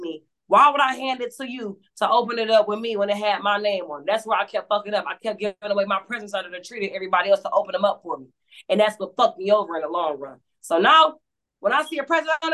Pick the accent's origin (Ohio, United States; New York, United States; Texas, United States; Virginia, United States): Ohio, United States; Cleveland; I stay in the city. I'm from Cleveland. It's tatted on me